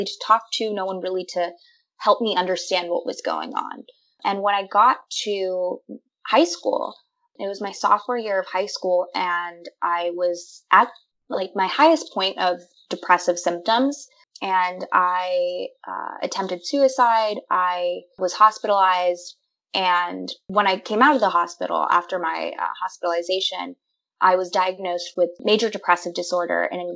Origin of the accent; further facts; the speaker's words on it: San Jose, California, United States; moved away as an adult; also born or lived in Philadelphia; I am an incoming senior at Drexel University in Philadelphia, but I grew up in San Jose